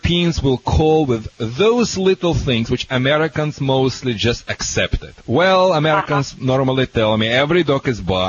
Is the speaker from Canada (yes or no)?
no; Russia; now in United States; I am from Russia